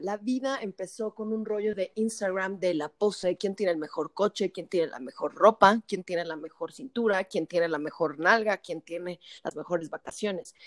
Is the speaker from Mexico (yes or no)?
yes; Mexico; como buenos mexicanos que somos